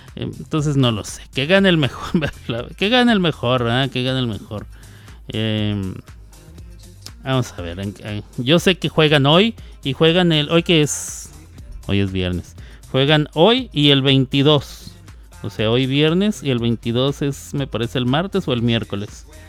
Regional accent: Mexico; yo soy mexicano

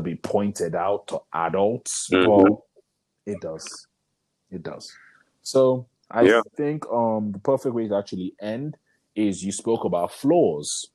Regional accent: Nigeria; being Nigerian men

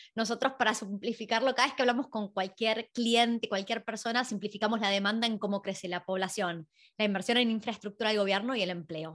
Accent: Argentina; now in Australia; en Argentina, nosotros somos de ahí

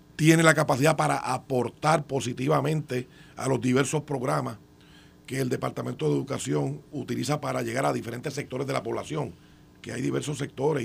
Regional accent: Puerto Rico; Aquí como puertorriqueños que residimos en esta isla

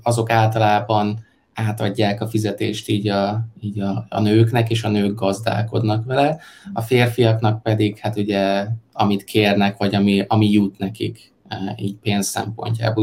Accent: Hungary; now in China

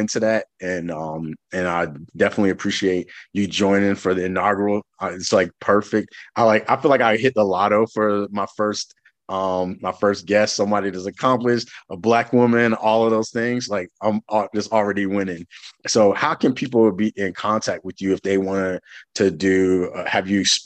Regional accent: the South, United States; I grew up in the South

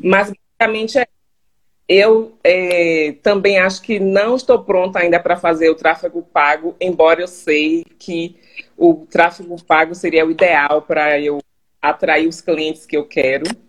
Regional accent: Salvador, Bahia, Brazil; moved away as an adult; now in Charlotte, United States; Sou de Salvador, Bahia.

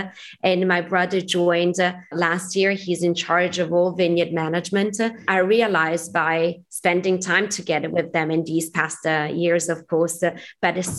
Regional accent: Barolo, Piedmont, Italy; born or raised there

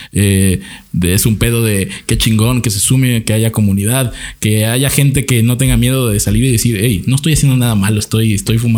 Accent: Cancún, Quintana Roo, Mexico; Soy de Cancún.

